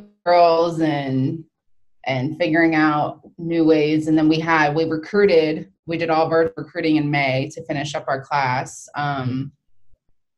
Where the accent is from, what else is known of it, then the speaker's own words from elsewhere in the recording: Florida, United States; now in South Carolina, United States; I'm from Florida